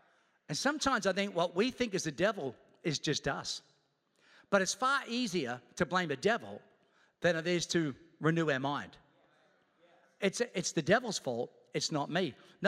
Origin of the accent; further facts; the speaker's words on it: Australia; also born or lived in Queens, New York, United States; I was born in Queens, New York, moved to Australia when I was 8 years old. The moment I moved to Australia, I said, I'm coming back.